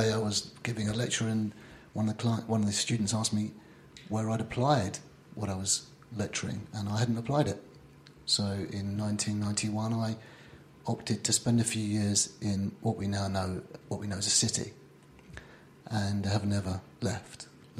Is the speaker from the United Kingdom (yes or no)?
yes; London, United Kingdom; I grew up in North London, just in, on the doorstep of Highbury. I went to Holloway School, Chaffinal Park School.